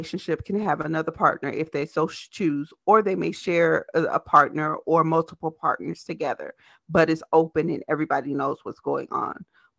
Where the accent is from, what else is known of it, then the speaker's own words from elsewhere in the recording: Selma, Alabama, United States; now in Minneapolis, United States; I'm actually from Selma, Alabama, and I actually live in Minneapolis, Minnesota.